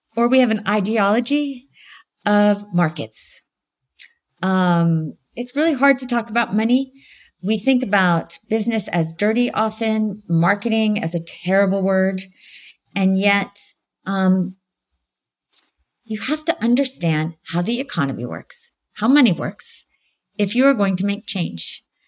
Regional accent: United States; I'm American.

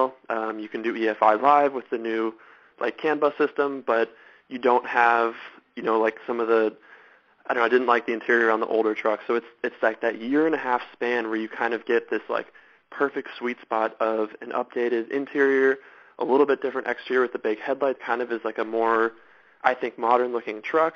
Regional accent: Southern California, United States; I grew up in Southern California. That's where I'm from.

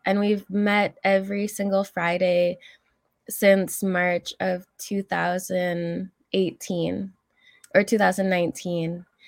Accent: Alberta, Canada; moved away; also born or lived in Algonquin territory (Ottawa area); I'm originally from Alberta. My family comes from Fishing Lake Métis settlement.

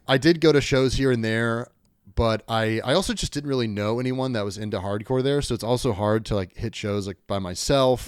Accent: Kentucky, United States; moved away; also born or lived in Chicago / New York / Richmond; I grew up in Kentucky

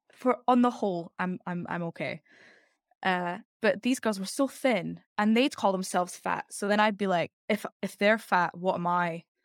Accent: Edinburgh, Scotland, United Kingdom; now in London, United Kingdom; I'm from Edinburgh in Scotland, so the capital of Scotland, but moved capital to capital.

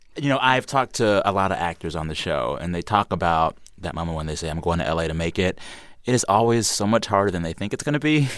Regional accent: San Antonio, Texas, United States; I am from South Texas

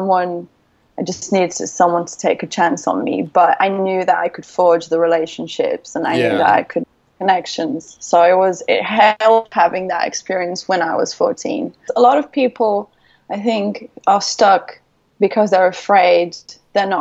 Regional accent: Brazil; English is a second language; moved away as an adult; also born or lived in United Kingdom; my hometown in Brazil

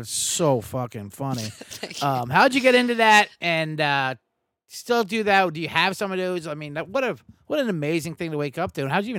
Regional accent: New Jersey, United States; now in Chicago, United States; I'm from South Jersey originally.

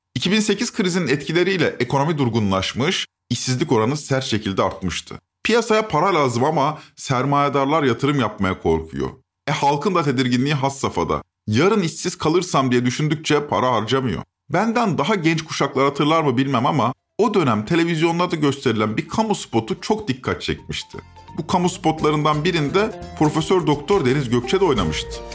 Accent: İzmir, Turkey; Ben İzmir'de büyüdüm

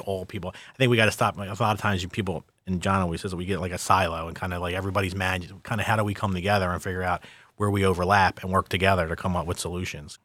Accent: Philadelphia, Pennsylvania, United States; I'm from Philadelphia

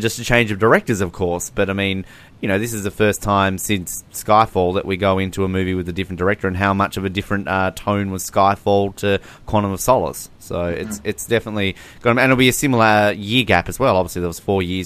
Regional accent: Australia; I'm Australian

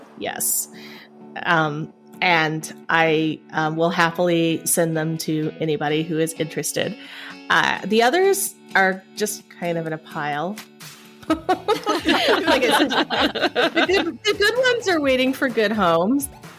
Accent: Appalachia, United States; Well, growing up in Appalachia, I did learn violin.

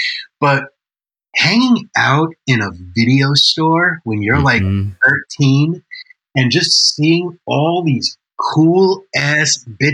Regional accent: New York, United States; I'm Italian and I grew up in New York

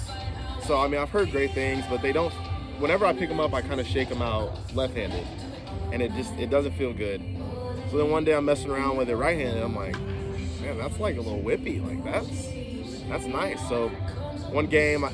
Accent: Atlanta, Georgia, United States; growing up in Atlanta

